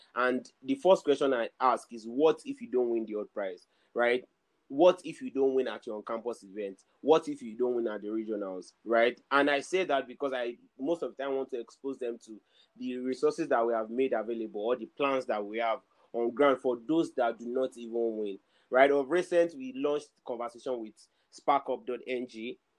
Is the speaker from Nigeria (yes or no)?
yes; Nigeria; especially in Nigeria, especially as Nigerian